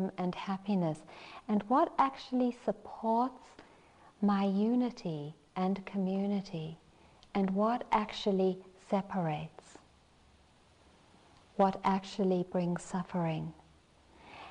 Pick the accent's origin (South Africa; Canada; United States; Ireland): South Africa; I'm South African